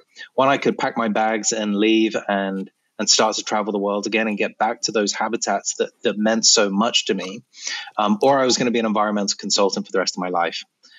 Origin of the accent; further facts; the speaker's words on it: Malawi; also born or lived in Kenya; And I spent about 10 years between the ages of 10 and 20 growing up in Malawi and Kenya.